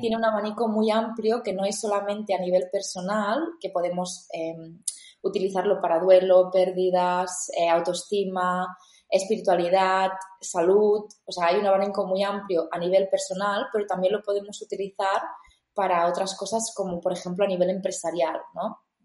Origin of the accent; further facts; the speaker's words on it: L'Ametlla de Mar, Catalonia, Spain; also born or lived in Barcelona / India; vuelvo a mi pueblo donde yo había dejado ese pueblo cuando tenía 18 años para ir a la universidad